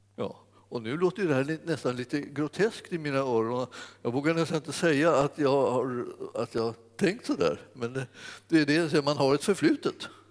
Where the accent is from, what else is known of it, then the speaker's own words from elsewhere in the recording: Stockholm, Stockholm County, Sweden; när jag växte upp eh, i Stockholm